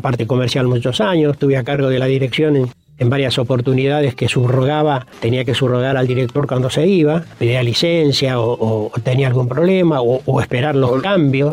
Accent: Neuquén, Argentina; born or raised there

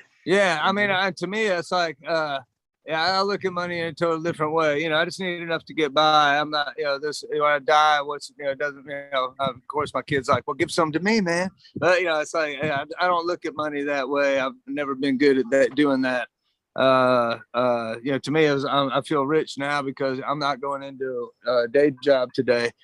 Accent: Georgia, United States; moved away; also born or lived in Austin, Texas; I'm from Georgia

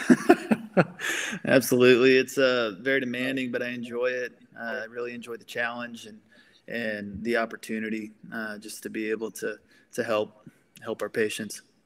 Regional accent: Grand Saline, Texas, United States; also born or lived in Colorado / New Mexico; I grew up in Grand Saline, Texas

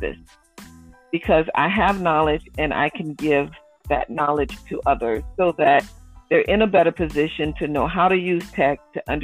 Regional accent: Norfolk, Virginia, United States; moved away as an adult; also born or lived in Cincinnati, Ohio; now in Indianapolis, United States; I grew up in Norfolk.

